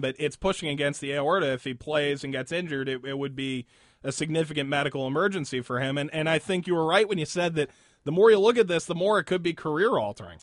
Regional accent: Cleveland, Ohio, United States; I'm from Cleveland

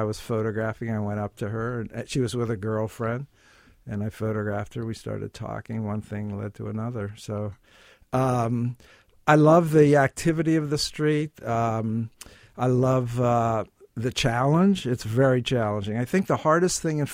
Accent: Pittsburgh, Pennsylvania, United States; moved away as an adult; also born or lived in New York City; now in New York, United States; I'm from Pittsburgh, Pennsylvania, and I came to New York to go to Columbia Graduate School of Business

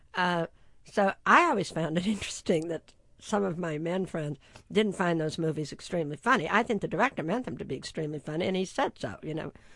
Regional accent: San Marino, California, United States; I grew up in San Marino, California

